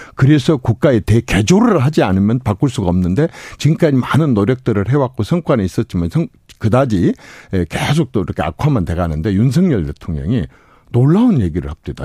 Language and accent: Korean; Gokseong, South Jeolla, South Korea; 제가 고향이 곡성인데